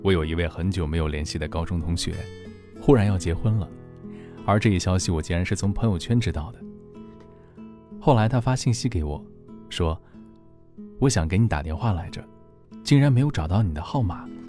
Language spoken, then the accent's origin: Chinese; Henan, China; now in Guangzhou, China; 我从河南来到广州之后，始终都只有一个。